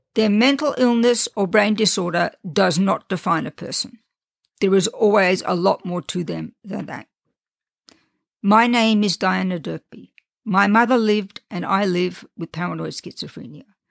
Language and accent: English; Australia; accent: Australian; also born or lived in England / France; now in United States; I was born and raised in Australia, and I did nothing to try to get rid of my Australian accent